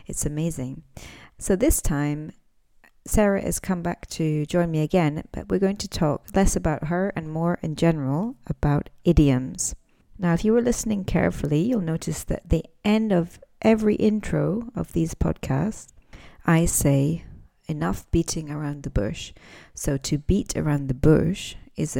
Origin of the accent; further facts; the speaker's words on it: Scotland, United Kingdom; I'm an English teacher from Scotland